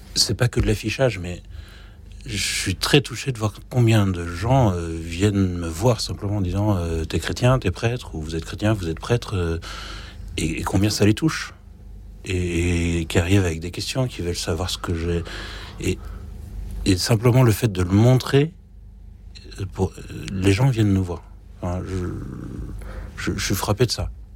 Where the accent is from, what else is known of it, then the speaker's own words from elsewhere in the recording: France; je suis français